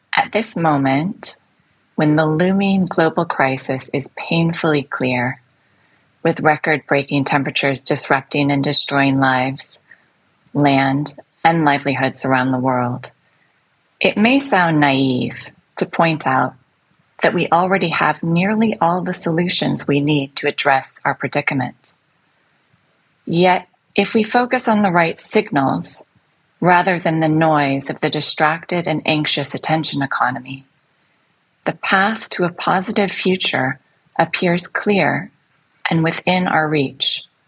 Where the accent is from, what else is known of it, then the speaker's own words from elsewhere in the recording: United States; moved away as an adult; also born or lived in London; now in Singapore; in the United States, which is my home country